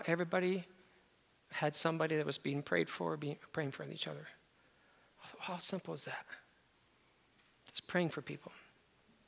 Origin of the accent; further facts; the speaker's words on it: upstate New York, United States; I'm from New York, so I'm upstate New York